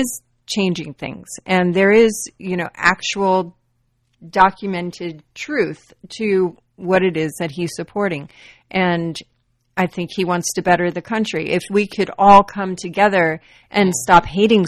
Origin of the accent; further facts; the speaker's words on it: Florida, United States; I'm from Florida, grew up with Trump being my neighbor